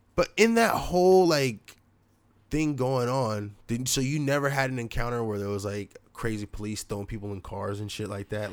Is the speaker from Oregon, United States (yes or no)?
yes; Portland, Oregon, United States; we're from Portland, Oregon